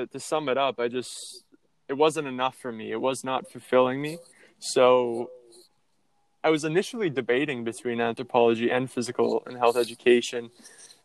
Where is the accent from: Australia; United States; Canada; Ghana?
Canada; Iroquois Falls, Ontario; born or raised there